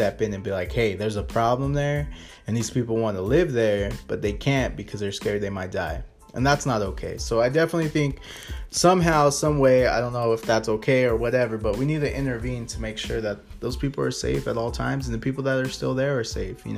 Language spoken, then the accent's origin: English; United States; being American, you know, living in the United States